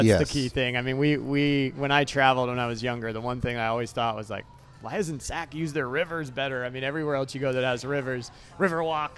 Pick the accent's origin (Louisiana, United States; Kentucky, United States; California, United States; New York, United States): California, United States; Sacramento; I'm a native Sacramentan. So I grew up in South Sacramento.